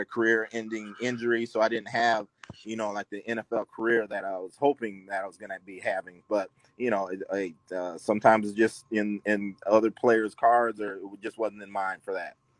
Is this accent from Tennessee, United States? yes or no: no; Bettendorf, Iowa, United States; I'm from Midwest and from Iowa, Bettendorf